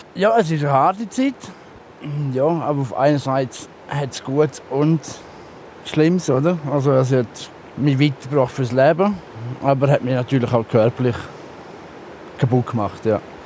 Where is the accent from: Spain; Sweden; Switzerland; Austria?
Switzerland; jetzt bin ich gerade in dem Dorf, wo ich aufgewachsen bin